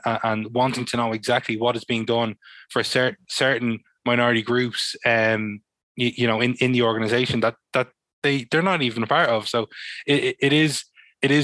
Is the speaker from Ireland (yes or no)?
yes; Dublin, Leinster, Ireland; I grew up in Talla to a Senegalese father and an Irish mother